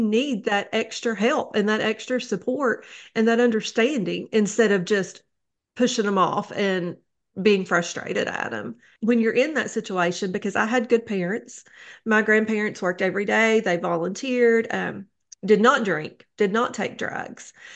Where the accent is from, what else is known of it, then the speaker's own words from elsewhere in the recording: Neon, Kentucky, United States; now in Wise, Virginia, United States; I grew up in Neon, Kentucky. That is in Letcher County